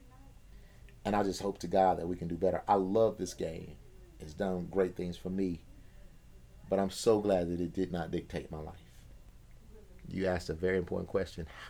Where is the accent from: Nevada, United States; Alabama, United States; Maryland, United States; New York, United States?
Alabama, United States; Alabama Black Belt, United States; also born or lived in Champaign, Illinois; I'm from the Alabama Black Belt